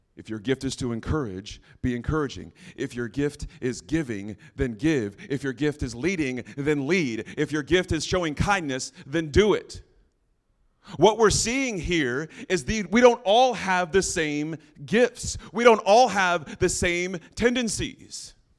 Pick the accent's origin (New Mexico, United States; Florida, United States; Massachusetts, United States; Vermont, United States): New Mexico, United States; moved away; that's where I'm originally from, New Mexico